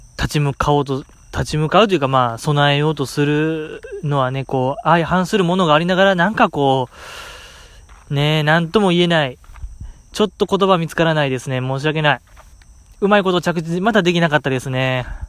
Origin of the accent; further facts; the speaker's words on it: Osaka, Japan; 大阪在 住、うん、大阪生まれ、大阪育ち